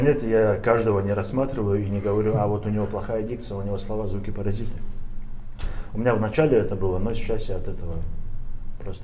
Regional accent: Averyanovka, Dagestan, Russia; moved away as an adult; also born or lived in Moscow; приезжал в Кизлярский район, село Аверяновка, и думал о том, что вот что-нибудь для села этого, для своего родного села я сделаю

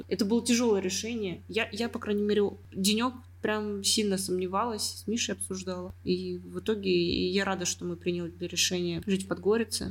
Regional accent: Ufa, Bashkortostan, Russia; also born or lived in Saint Petersburg / Montenegro; now in Warsaw, Poland; я родилась в Уфе, Потом mm-hmm. переехал в Санкт-Петербург

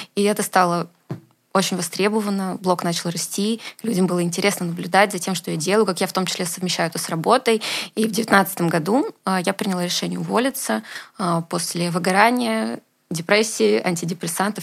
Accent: Moscow, Russia; я родилась в Москве

